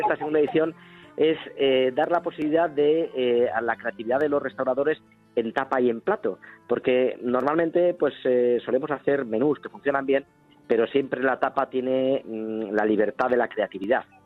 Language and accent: Spanish; Zamora, Castile and León, Spain; yo nací en Zamora